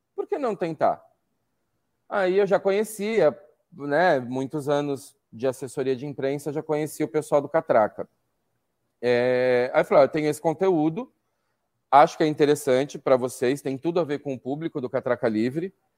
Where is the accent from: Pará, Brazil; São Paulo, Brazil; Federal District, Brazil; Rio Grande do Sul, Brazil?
São Paulo, Brazil; São Paulo mesmo